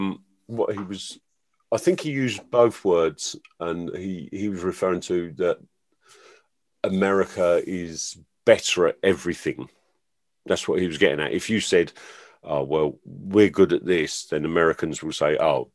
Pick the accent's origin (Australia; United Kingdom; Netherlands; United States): United Kingdom; England; as an English person